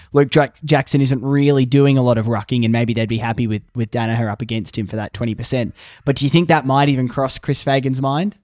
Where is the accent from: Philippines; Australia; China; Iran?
Australia; Brisbane, Queensland; I grew up in Wishart, the neighbouring suburb